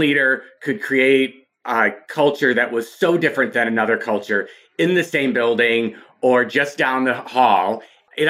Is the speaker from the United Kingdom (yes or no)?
no; Michigan, United States; I grew up in Michigan